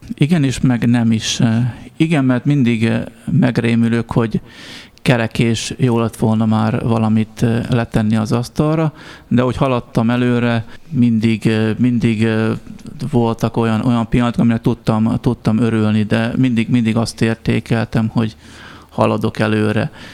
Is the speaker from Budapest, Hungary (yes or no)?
no; Nyírmada, Szabolcs-Szatmár-Bereg, Hungary; ahol felnőttem Nyírmadán